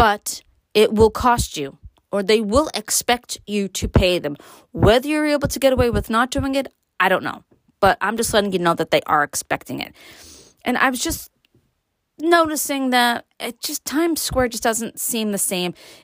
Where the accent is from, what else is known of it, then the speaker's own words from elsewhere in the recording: New York City, New York, United States; I was born and raised in Brooklyn